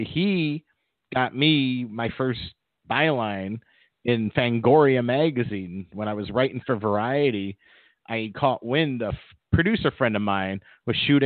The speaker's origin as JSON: {"language": "English", "region": "Midwest", "country": "United States", "tie": "born or raised there", "said": "Growing up in the Midwest"}